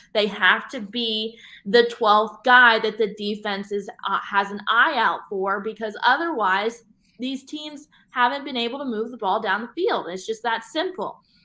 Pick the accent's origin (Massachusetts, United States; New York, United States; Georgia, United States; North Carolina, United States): Georgia, United States; Atlanta; also born or lived in Chattanooga, Tennessee; now in Indianapolis, United States; I'm from Atlanta